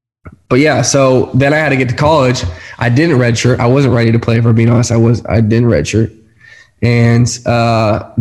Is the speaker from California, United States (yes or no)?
yes; California, United States; moved away as an adult; I'm from California